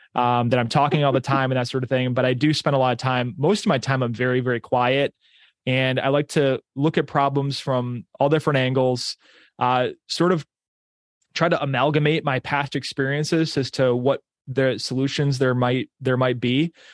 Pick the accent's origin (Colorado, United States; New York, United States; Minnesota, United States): New York, United States; Pittsburgh; I grew up in Pittsburgh, New York.